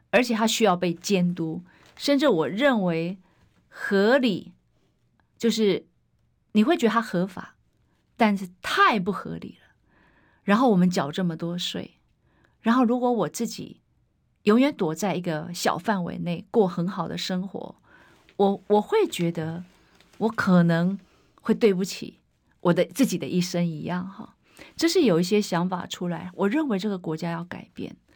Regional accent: Hsinchu, Taiwan; 我只是出来为我的家乡努力

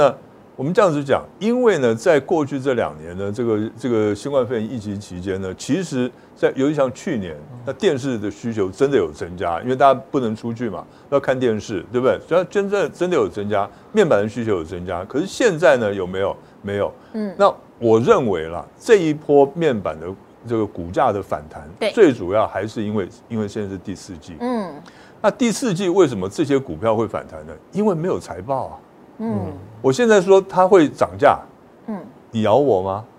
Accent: Pingtung County, Taiwan; 跟你一样，对对对对对，哎，我们屏东人嘛

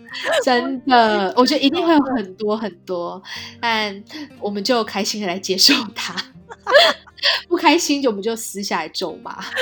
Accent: Taiwan; moved away as an adult; now in California, United States; 我们俩是在台湾长大的

